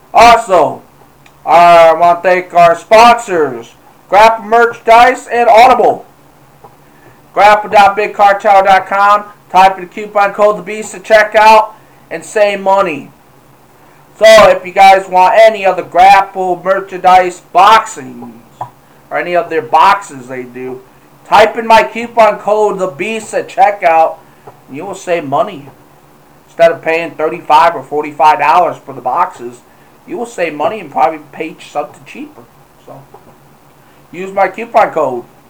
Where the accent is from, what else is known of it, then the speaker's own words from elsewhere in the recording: Michigan, United States; my hometown here in Michigan.